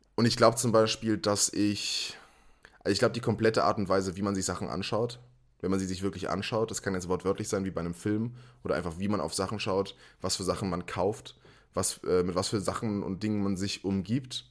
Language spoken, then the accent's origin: German; Wiesbaden, Hesse, Germany; Ich komme aus Wiesbaden, habe hier meinen Schulabschluss gemacht und studiert